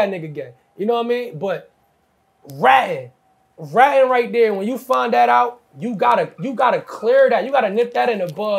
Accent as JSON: {"language": "English", "region": "New Jersey", "country": "United States", "said": "where I'm from Jersey"}